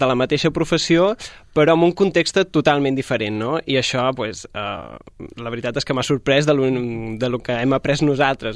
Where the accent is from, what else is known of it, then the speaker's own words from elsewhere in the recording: Mallorca, Balearic Islands, Spain; jo sóc de Mallorca.